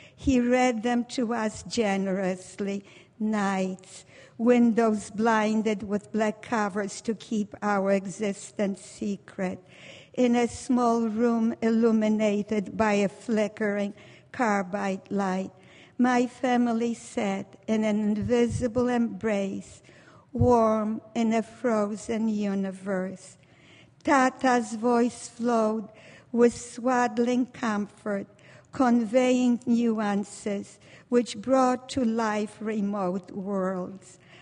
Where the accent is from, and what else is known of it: Warsaw, Masovian Voivodeship, Poland; born or raised there; now in United States